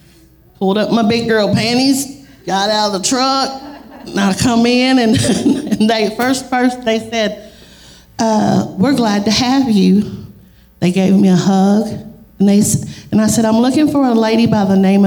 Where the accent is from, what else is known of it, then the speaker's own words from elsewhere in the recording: Monahans, Texas, United States; I grew up in the Assembly of God Church in Monahans